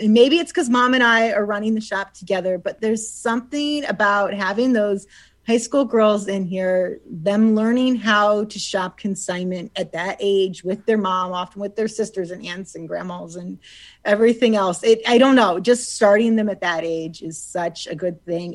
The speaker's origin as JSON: {"language": "English", "town": "Suffield", "region": "Ohio", "country": "United States", "tie": "born or raised there", "said": "I grew up in Suffield, and my parents grew up in like Randolph Atwater area, so Portage County, but really just over the line to Hartville."}